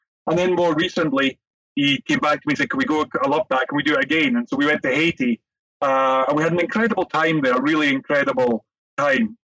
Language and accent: English; Scotland, United Kingdom; Jerry being Scottish and me too